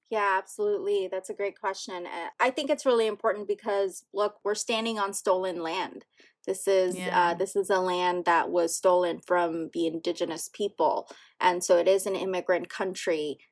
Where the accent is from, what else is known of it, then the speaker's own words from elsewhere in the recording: New York City, New York, United States; English is a second language; growing up here